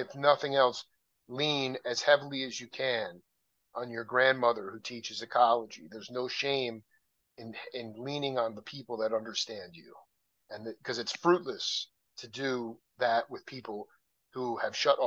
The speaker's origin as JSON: {"language": "English", "area": "Long Island", "region": "New York", "country": "United States", "tie": "born or raised there", "moved": "yes", "lives_now": "Tucson, United States", "said": "I was born in Long Island, so I know, I mean, I'm a New Yorker, but I live in Tucson, Arizona"}